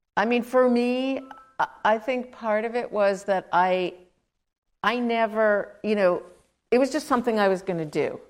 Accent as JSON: {"language": "English", "town": "New York City", "region": "New York", "country": "United States", "tie": "born or raised there", "said": "I grew up in Queens, New York"}